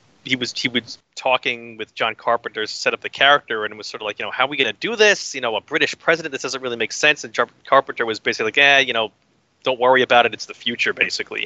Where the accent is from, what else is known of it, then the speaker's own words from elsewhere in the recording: New York, United States; accent: New York; also born or lived in Midwest; I don't even have much of an accent as far as a lot of New Yorkers